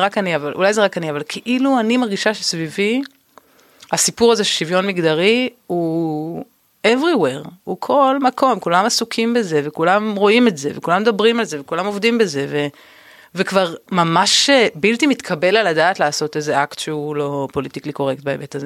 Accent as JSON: {"language": "Hebrew", "town": "Tel Aviv", "region": "Tel Aviv District", "country": "Israel", "tie": "born or raised there", "said": "וגדלתי כאן"}